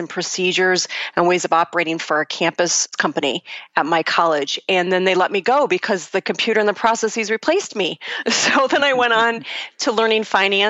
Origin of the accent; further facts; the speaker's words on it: Buffalo, New York, United States; I'm originally from Buffalo, New York, actually a suburb of Buffalo, and I was born into a family of educators.